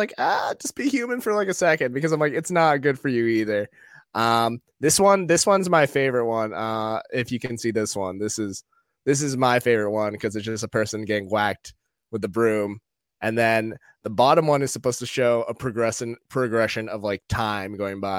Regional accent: Maine, United States; now in New York, United States; I'm from Maine

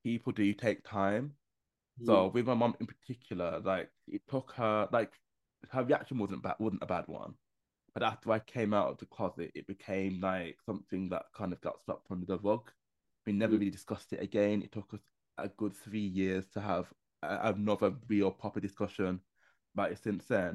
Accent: Birmingham, West Midlands, United Kingdom; moved away as an adult; now in London, United Kingdom; I moved away from my hometown of Birmingham and moved to London

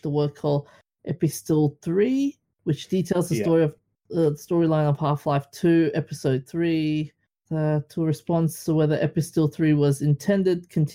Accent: Singapore; my hometown, Singapore

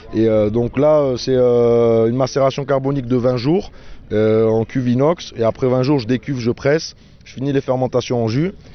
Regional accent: Montpellier, Occitania, France; moved away as an adult; now in Spain; Moi je suis Montpellierin, mère espagnole, euh, père marocain

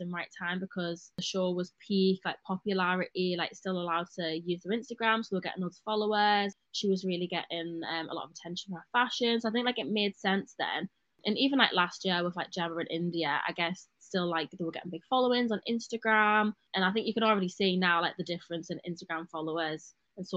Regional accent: Gateshead, North East England, United Kingdom; moved away as an adult; also born or lived in Sunderland / Liverpool; now in Manchester, United Kingdom; I grew up in Gateshead, went to school in Sunderland.

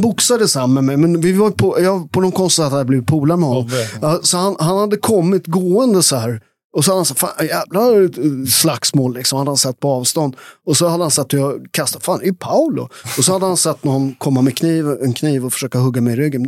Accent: outside Naples, Campania, Italy; now in Sweden; där jag kommer från i Italien, där har, alltså jag kommer från de värsta områdena utanför Neapel

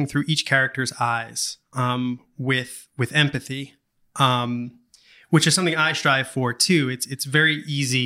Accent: Long Island, New York, United States; I'm from Long Island.

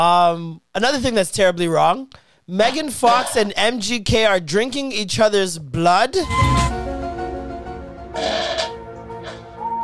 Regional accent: Jamaica; I'm just a Jamaican man

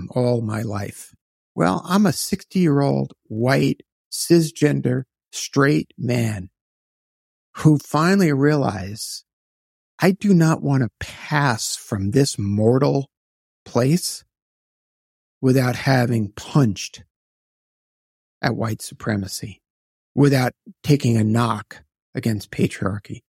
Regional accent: New York City, New York, United States; also born or lived in Queens, New York; I was born in Brooklyn, New York in 1963, so I turned 60 this year

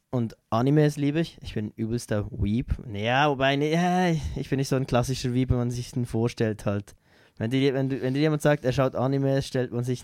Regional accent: Switzerland; Auch sehr kleine Bands bei uns in der Schweiz unterstütze ich gerne halt.

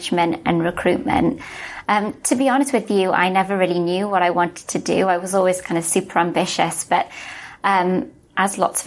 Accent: Wales, United Kingdom; also born or lived in Melbourne, Australia; now in London, United Kingdom; I'm from Wales, you can probably tell from my accent.

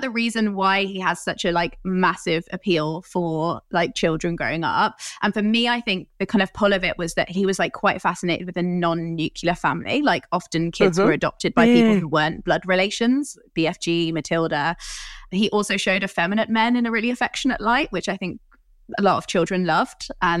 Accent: Coventry, West Midlands, United Kingdom; I grew up in Coventry, which is really near Birmingham, which is near the original Cadbury's Chocolate Factory

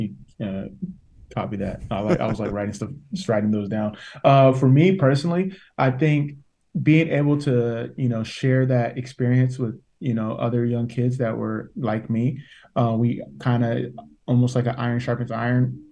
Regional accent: United States; growing up in America

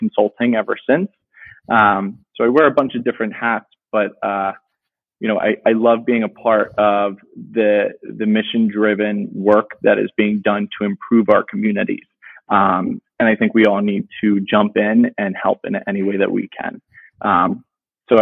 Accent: New Jersey, United States; moved away as an adult; also born or lived in San Francisco; now in Philadelphia, United States; I'm from the South Jersey area. Went to high school with Tom, obviously, at St. Jude's Prep

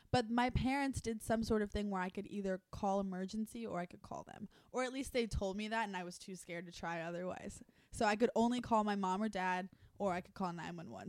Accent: Fort Lauderdale, Florida, United States; now in Los Angeles, United States; I'm from Fort Lauderdale, but my part is Italian.

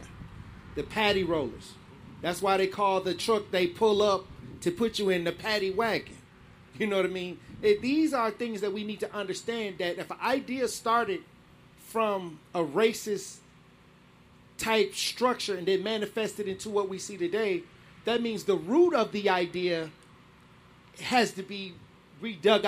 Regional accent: Milwaukee, Wisconsin, United States; I was born in Milwaukee on Fifth Street

